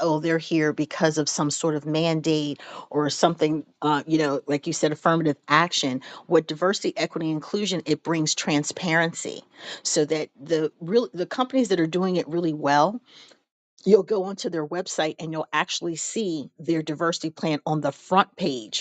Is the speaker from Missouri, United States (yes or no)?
yes; St. Louis, Missouri, United States; I'm originally from St. Louis